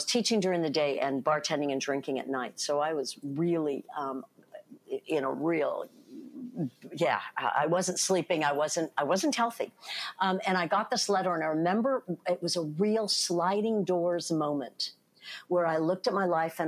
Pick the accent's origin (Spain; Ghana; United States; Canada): United States; Bay Area near San Francisco, California; I grew up in the Bay Area near San Francisco.